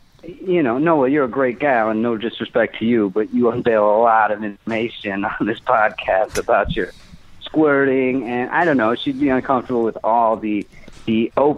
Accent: India; I'm Indian. I'm not Middle Eastern.

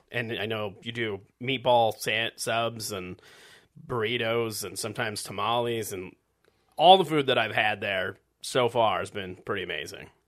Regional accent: Midwest, United States; I grew up in the Midwest

